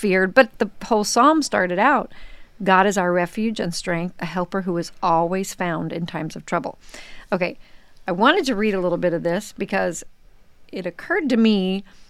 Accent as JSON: {"language": "English", "region": "Missouri", "country": "United States", "tie": "born or raised there", "also_born_or_lived": "Wisconsin", "moved": "yes", "said": "I grew up in Missouri"}